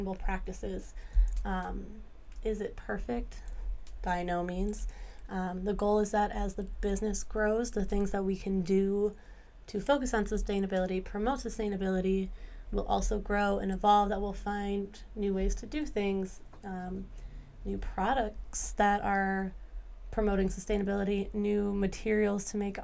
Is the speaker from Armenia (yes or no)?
no; Lake Michigan, Midwest, United States; I've also grown up working and living on Lake Michigan